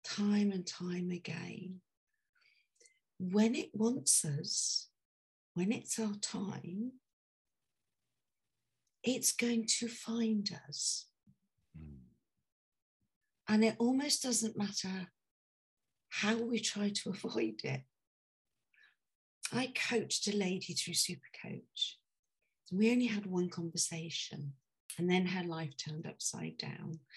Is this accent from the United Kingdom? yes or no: yes; United Kingdom; also born or lived in near London; I'm British.